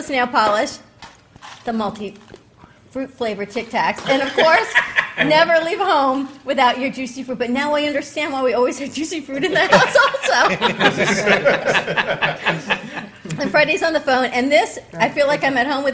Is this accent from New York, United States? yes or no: yes; New York City, New York, United States; growing up with a mother from New York. I'm from Brooklyn